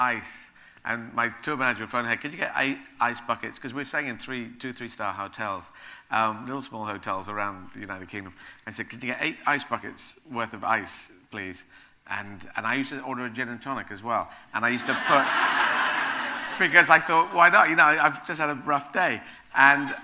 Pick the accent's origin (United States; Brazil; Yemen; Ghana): Yemen; Aden; moved away; also born or lived in Sheffield; I was born in Yemen. I was born in the city of Aden